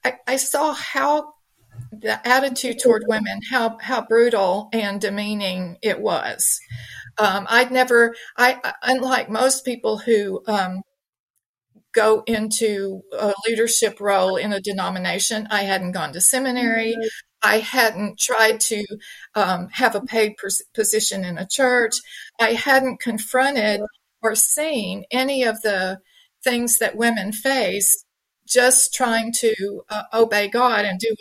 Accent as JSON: {"language": "English", "region": "Deep South", "country": "United States", "tie": "born or raised there", "said": "So, as I said, I was born and raised in the Deep South. I grew up Southern Baptist in a family I believed to be healthy and happy."}